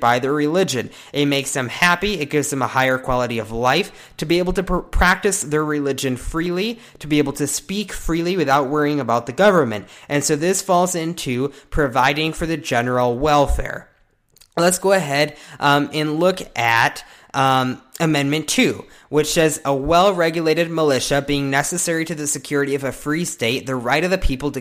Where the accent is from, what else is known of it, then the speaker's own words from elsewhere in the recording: United States; we, as American citizens